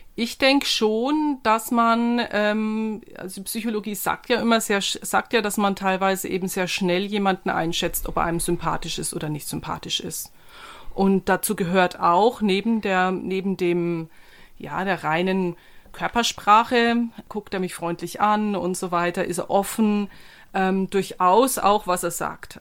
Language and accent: German; Germany; als Deutscher